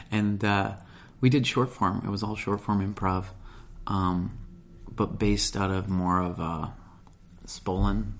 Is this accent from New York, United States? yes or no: no; Milwaukee area, Wisconsin, United States; moved away; I grew up in the Milwaukee area, too.